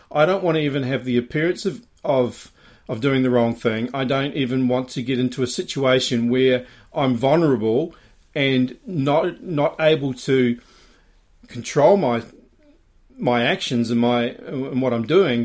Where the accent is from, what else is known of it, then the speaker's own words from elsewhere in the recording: New Zealand; growing up in New Zealand.